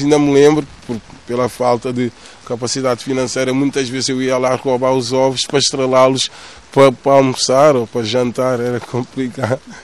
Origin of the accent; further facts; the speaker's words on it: Amadora, Lisbon, Portugal; estamos na casa onde eu nasci também, nasci na Cova da Moura. Posso dizer que sou filho da Cova da Moura, praticamente